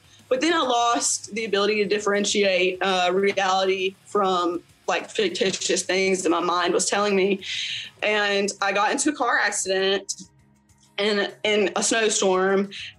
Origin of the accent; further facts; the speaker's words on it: North Carolina, United States; I'd gone to another city in North Carolina, Greensboro, which is like 3 or 4 hours away from my hometown